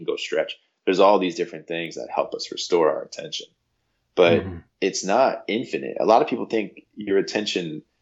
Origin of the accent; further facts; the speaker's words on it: Jupiter, Florida, United States; growing up in Jupiter, Florida, it's an incredible place